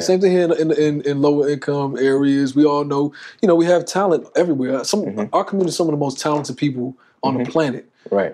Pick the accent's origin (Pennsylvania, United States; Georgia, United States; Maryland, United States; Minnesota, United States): Maryland, United States; I was born in Maryland